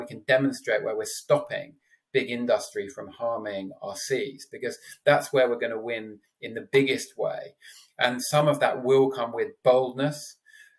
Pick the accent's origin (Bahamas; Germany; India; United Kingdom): United Kingdom; London; also born or lived in Exeter; now in Cornwall, United Kingdom; I'm a Londoner born and bred who lives in Cornwall now